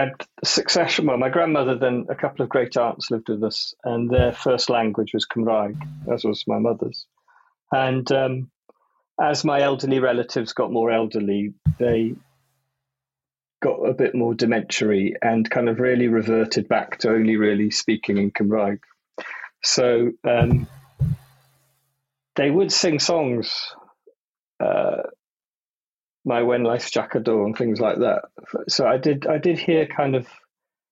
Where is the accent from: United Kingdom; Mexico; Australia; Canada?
United Kingdom; Newport, Wales; I come from Newport, which I think is the Welshest town in Wales